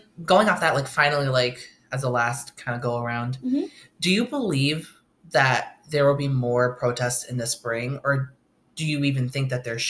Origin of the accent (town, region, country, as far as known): upstate New York, United States; born or raised there; now in Oswego, United States